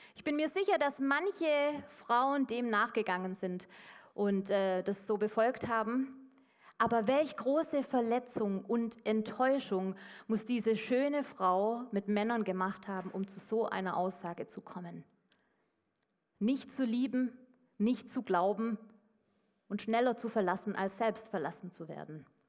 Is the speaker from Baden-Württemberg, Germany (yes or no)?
yes; Swabia, Baden-Württemberg, Germany; als Schwabe